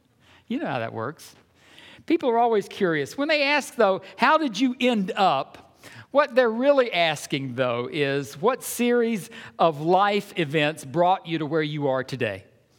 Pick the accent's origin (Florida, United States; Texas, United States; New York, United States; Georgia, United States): Georgia, United States; because I grew up in Georgia, you remember, anytime we'd go north, it was so interesting. You'd go places and people would just come up to you and want you to talk.